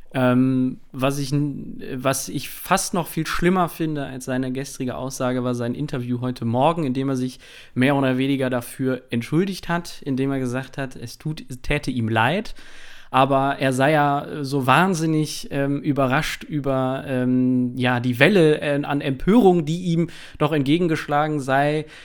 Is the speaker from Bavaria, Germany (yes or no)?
no; Krefeld, North Rhine-Westphalia, Germany; moved away; ich komme ursprünglich aus Krefeld